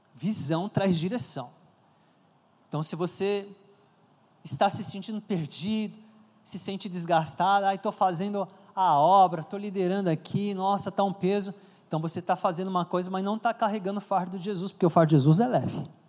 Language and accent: Portuguese; São Paulo, Brazil; Eu cresci na, em São Paulo, na Vila Carrão